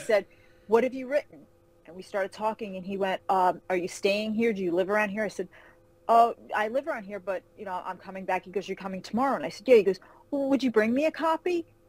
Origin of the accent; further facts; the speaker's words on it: Carmel, New York, United States; moved away as an adult; now in Charlotte, United States; I grew up uh, in Carmel, New York, a little town outside of Manhattan